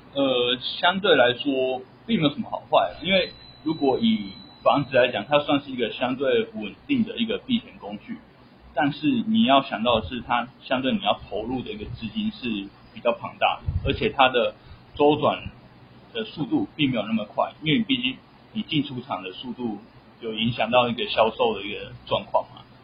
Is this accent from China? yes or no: no; Taiwan; 我们台湾人